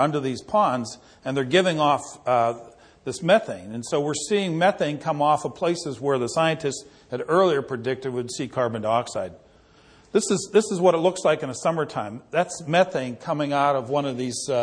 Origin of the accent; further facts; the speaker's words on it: Pennsylvania, United States; my home state of Pennsylvania